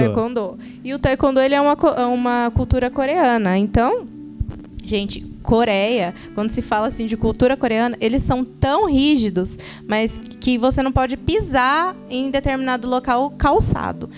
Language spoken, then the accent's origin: Portuguese; São José dos Campos, São Paulo, Brazil; nós somos aqui de São José dos Campos